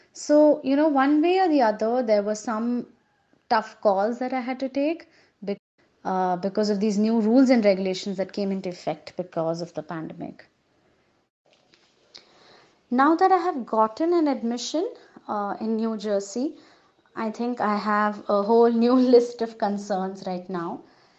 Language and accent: English; India; I'm from India